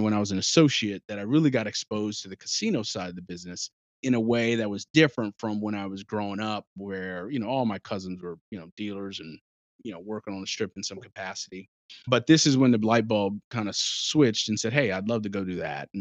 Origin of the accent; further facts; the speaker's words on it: Las Vegas, Nevada, United States; moved away as an adult; also born or lived in Washington, D.C. / Hoboken, New Jersey; born and raised in Las Vegas